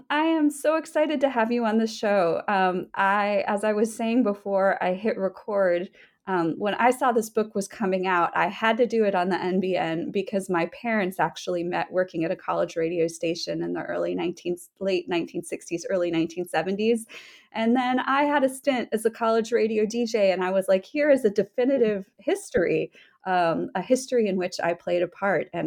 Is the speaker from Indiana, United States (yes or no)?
no; Vermont, United States; born or raised there; moved away as an adult; also born or lived in Nashville, Tennessee